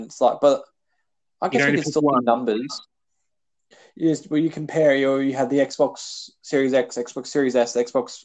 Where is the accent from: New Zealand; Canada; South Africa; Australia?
Australia; We're Australian